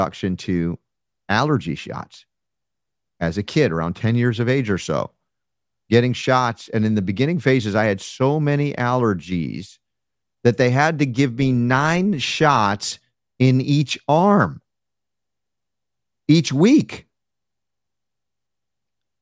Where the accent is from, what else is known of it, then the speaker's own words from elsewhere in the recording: South Florida, United States; also born or lived in New York; we moved from New York to South Florida when I was a kid